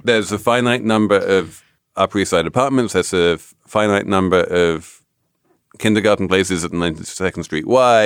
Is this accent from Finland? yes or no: no; England, United Kingdom; moved away; as an Englishman